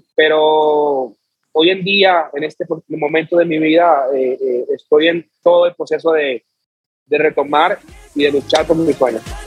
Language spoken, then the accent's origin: Spanish; Chocó, Colombia; soy de Chocó